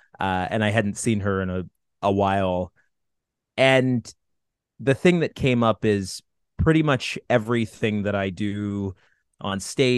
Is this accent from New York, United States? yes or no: yes; Watertown, New York, United States; born there; I was born in Watertown, New York. Born in Watertown, New York, specifically because my mother was involved with the Army Reserves at Fort Drum, which is right there.